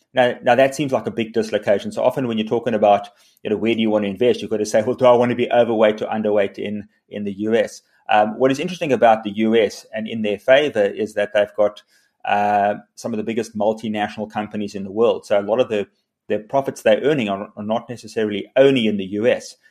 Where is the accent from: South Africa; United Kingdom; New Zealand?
South Africa